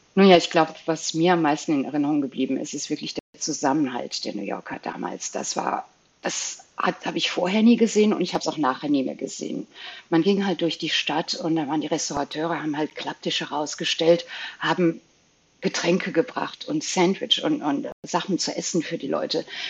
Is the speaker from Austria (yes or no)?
no; Belgium; moved away; ich bin Belgierin ursprünglich, hatte ich einen belgischen Pass in Flämisch und Französisch nur ausgestellt.